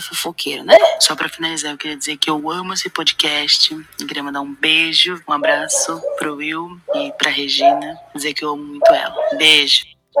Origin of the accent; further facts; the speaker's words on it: Santa Catarina, Brazil; sou de Santa Catarina